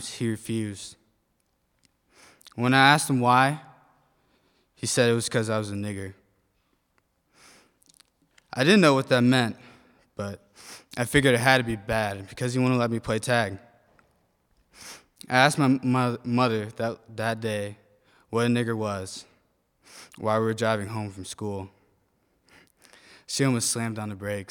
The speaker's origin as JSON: {"language": "English", "town": "South Bend", "region": "Indiana", "country": "United States", "tie": "born or raised there", "said": "I was born and raised in South Bend, Indiana"}